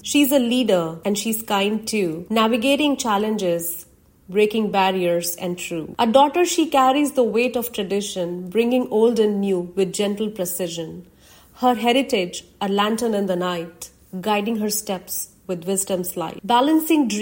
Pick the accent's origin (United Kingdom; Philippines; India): India; Being an Indian and a Hindu woman are parts of my identity that I was born